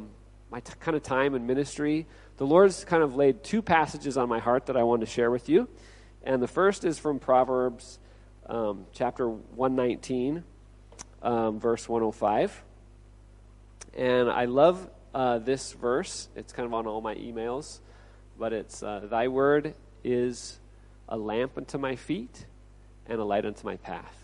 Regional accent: Olympia, Washington, United States; moved away as an adult; also born or lived in Okinawa, Japan; now in Chiang Mai, Thailand; I'm originally from Olympia, Washington

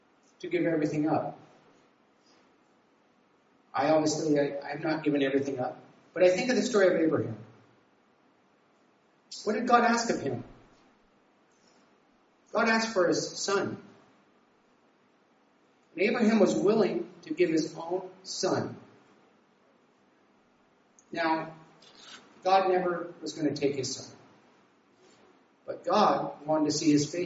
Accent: Nevada, United States; moved away as an adult; also born or lived in California; I was from Nevada

